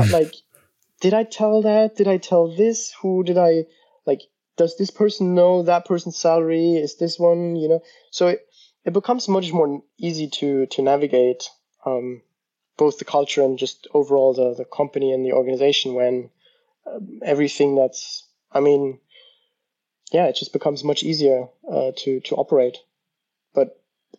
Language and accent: English; Germany; moved away as an adult; also born or lived in United States; I'm from Germany, and in our culture